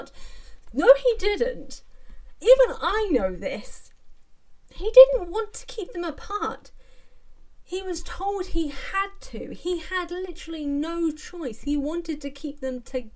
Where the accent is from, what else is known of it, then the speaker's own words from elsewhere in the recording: England, United Kingdom; as an English person